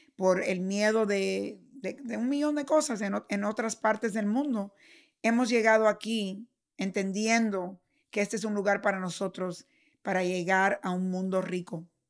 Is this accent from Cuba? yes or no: yes; Cuba; now in United States; nací en Cuba y vine aquí